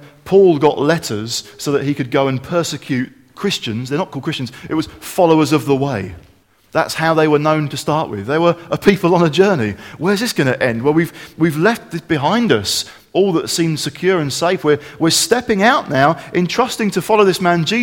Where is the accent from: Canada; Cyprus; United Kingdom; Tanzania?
United Kingdom; Kent, South East England; growing up in Kent